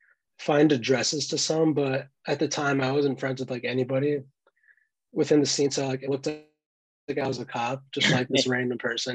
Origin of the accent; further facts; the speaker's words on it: West Hartford, Connecticut, United States; moved away as an adult; now in Boston, United States; I'm from Central Connecticut, West Hartford